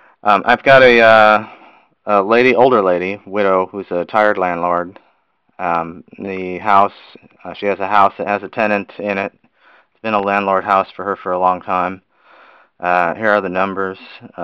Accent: Houston, Texas, United States; From Houston, Texas.

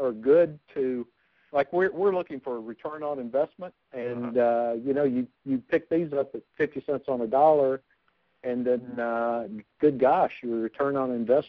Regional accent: Huntsville, Alabama, United States; I'm from Huntsville, Alabama.

